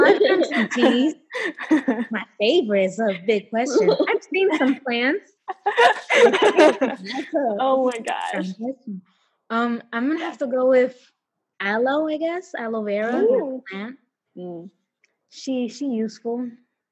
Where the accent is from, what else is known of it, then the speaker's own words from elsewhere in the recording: New York City, New York, United States; I'm from the Bronx.